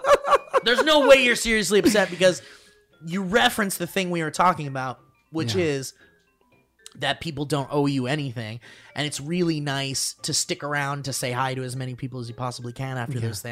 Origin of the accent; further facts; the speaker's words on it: Connecticut, United States; Back in the golden age of 2019, I went to go see a comedian in my home state of Connecticut. Shout out to Nutmeggers."